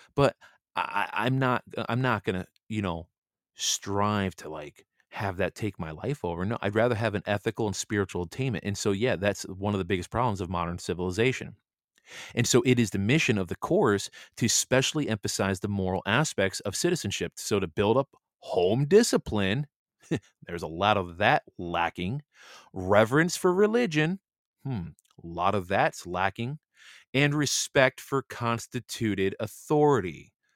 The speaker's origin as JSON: {"language": "English", "country": "United States", "said": "I'm just a American man"}